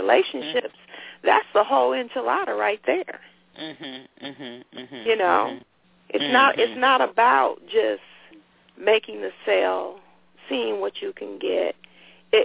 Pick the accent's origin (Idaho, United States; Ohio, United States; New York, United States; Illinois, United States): Ohio, United States; Cleveland; I grew up in Cleveland.